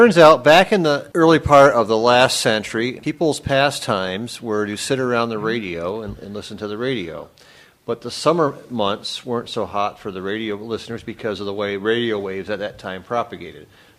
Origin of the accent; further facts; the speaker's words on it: Watertown, New York, United States; moved away; also born or lived in Ann Arbor, Michigan; I was born in Watertown, New York.